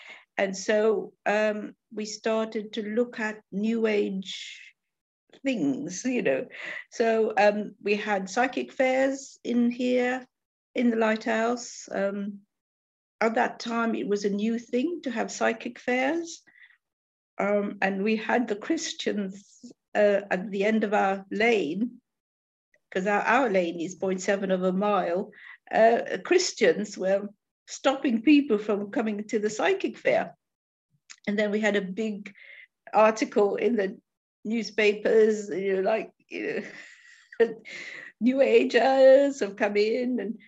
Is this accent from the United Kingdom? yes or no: yes; London, United Kingdom; now in Newport, United Kingdom; We come from London, and so when we saw this little piece in a magazine, a lineage, it said lighthouse in Newport, and we didn't even know where Newport was.